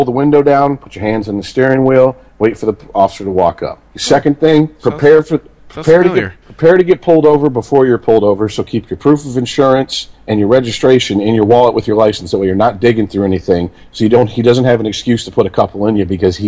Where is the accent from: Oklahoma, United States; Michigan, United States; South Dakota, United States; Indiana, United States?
Michigan, United States; Detroit; also born or lived in Florida; I grew up in and around Detroit